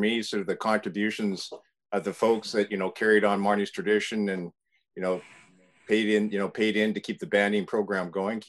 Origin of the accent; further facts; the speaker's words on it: Canada; moved away as an adult; also born or lived in Toronto, Canada / British Columbia, Canada; now in California, United States; I'm Canadian